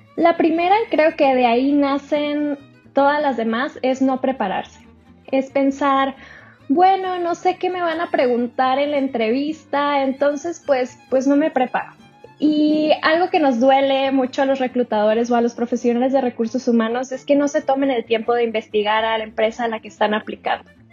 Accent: Sonora, Mexico; yo soy de Sonora

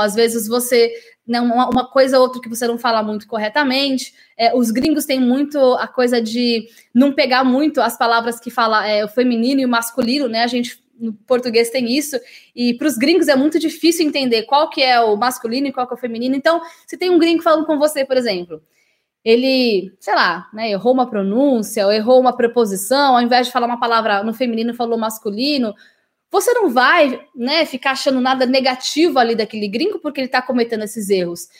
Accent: Brazil; also born or lived in England; Nós, brasileiros

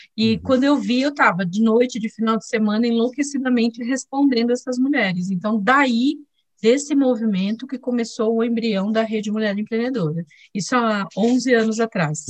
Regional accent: Diadema, São Paulo, Brazil; also born or lived in Sertão of Alagoas, Brazil; nós mudamos para Diadema, saímos de Alagoas, viemos para Diadema, é, uma cidade super é, difícil na época, né? era uma das cidades mais violentas do Brasil, e eu cresci lá

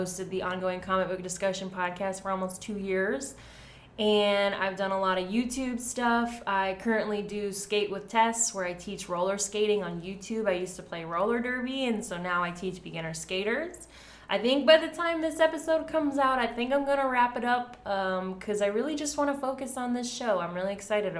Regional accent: Nashville, Tennessee, United States; I'm from Nashville

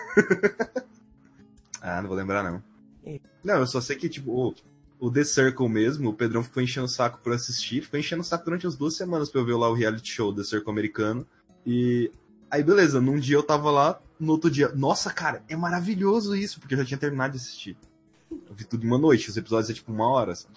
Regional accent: Goiás, Brazil; sou do Goiás

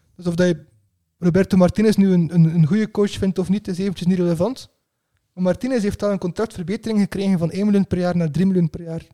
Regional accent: Belgium; als Belg

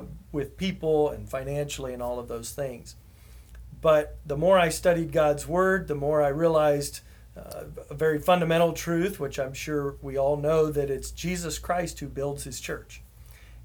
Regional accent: Houston, Texas, United States; moved away as an adult; My family and I moved back here to Houston, which is my hometown

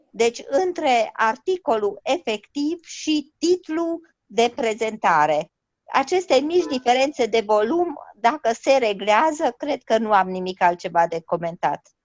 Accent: Romania; now in London, United Kingdom; noi suntem români și rămânem români, indiferent unde suntem

